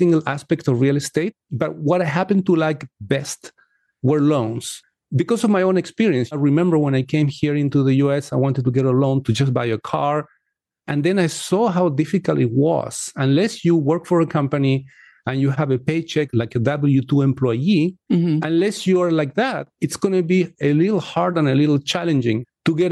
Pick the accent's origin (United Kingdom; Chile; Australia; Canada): Chile; now in United States; I come from Chile